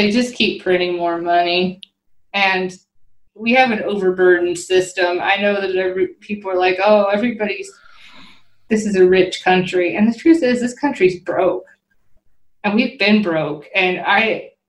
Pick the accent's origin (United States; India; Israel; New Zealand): United States; Washington; moved away; where I grew up in Washington